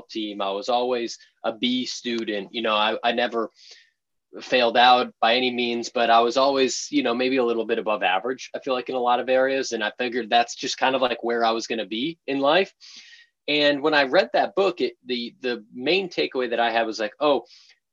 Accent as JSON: {"language": "English", "area": "just outside of Boston", "region": "Massachusetts", "country": "United States", "tie": "born or raised there", "moved": "as an adult", "lives_now": "San Francisco, United States", "said": "I grew up in just outside of Boston in the suburbs there."}